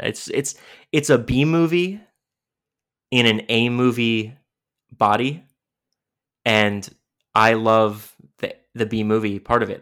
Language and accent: English; New York, United States; I'm from New York